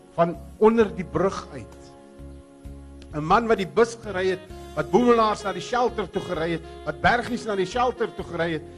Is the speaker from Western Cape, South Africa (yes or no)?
yes; Groot Brak River, Western Cape, South Africa; Ons is daar van Grootbrak rivier af.